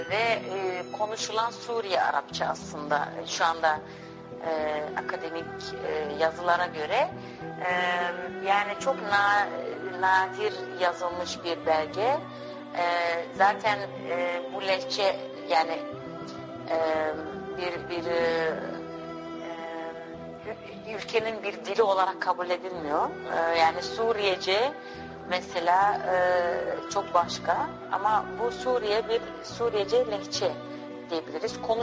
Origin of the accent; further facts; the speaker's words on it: Hengelo, Overijssel, Netherlands; born there; now in Amsterdam, Netherlands; Ee, ben Hengelo'da doğdum. Ee, sonra Amsterdam'a yerleştim.